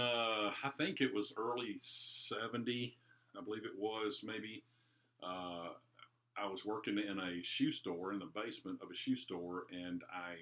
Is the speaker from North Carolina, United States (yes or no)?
yes; Durham, North Carolina, United States; I grew up in Durham, North Carolina.